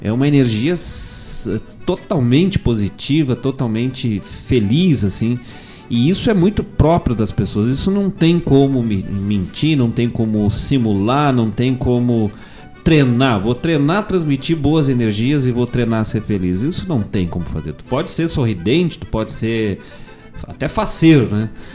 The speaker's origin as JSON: {"language": "Portuguese", "town": "Lagoa Vermelha", "region": "Rio Grande do Sul", "country": "Brazil", "tie": "born or raised there", "said": "minha terra natal, Lagoa Vermelha"}